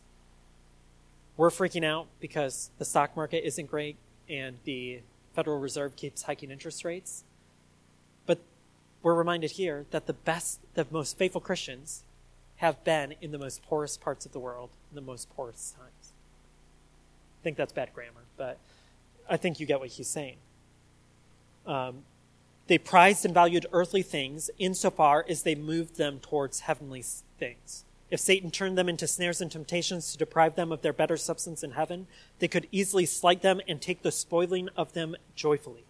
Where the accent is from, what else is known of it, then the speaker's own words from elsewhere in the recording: United States; us Americans